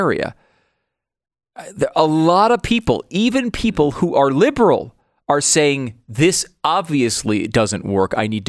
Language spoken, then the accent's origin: English; Connecticut, United States; moved away; also born or lived in New York; I was born in New York. I grew up in Connecticut.